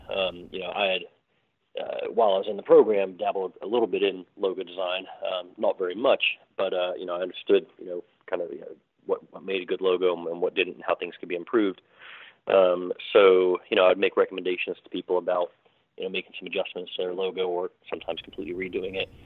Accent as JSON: {"language": "English", "town": "Morgantown", "region": "West Virginia", "country": "United States", "tie": "born or raised there", "also_born_or_lived": "London, England"}